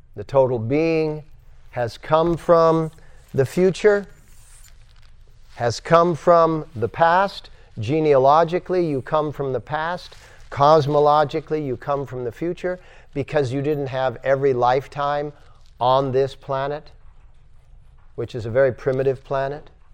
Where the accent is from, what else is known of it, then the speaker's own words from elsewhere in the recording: United States; I'm an American, so to speak, according to branding